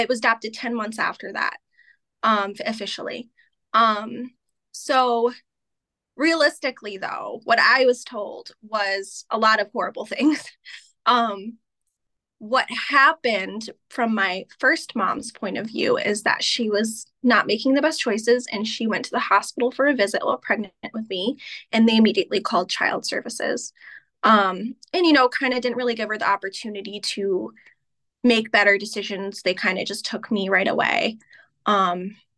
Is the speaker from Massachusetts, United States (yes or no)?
yes; Pittsfield, Massachusetts, United States; I was born in Pittsfield, and then I was adopted and lived about 30 miles north of where I was born